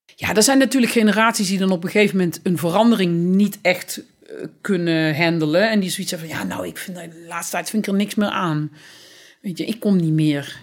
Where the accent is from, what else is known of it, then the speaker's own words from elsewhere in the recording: Boxtel, North Brabant, Netherlands; moved away as an adult; also born or lived in Amsterdam; now in Berlin, Germany; ik ben in Bokstel geboren